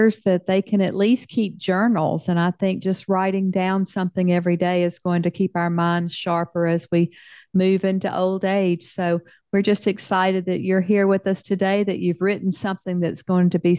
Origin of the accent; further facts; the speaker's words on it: the South, United States; I grew up in the South and we celebrated with food for every occasion